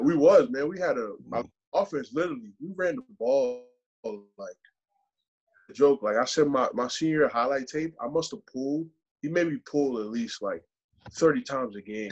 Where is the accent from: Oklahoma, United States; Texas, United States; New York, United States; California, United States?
New York, United States; New York City; moved away as an adult; also born or lived in Canada; now in Arizona, United States; I grew up in New York.